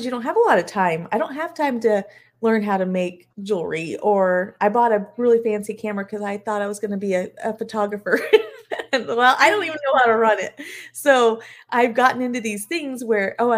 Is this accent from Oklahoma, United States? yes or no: no; Eastern New Mexico, United States; moved away; I grew up in Eastern New Mexico